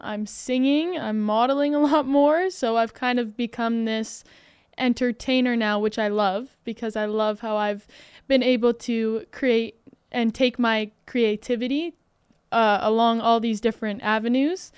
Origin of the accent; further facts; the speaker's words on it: Alberta, Canada; I'm from Alberta